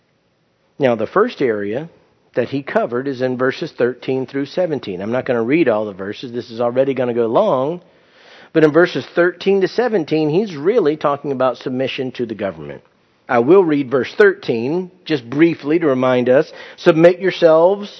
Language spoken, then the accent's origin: English; United States; I'm an American citizen